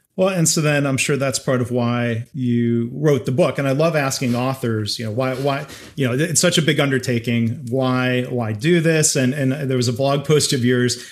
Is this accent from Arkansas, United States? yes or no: no; Dayton, Ohio, United States; born in Dayton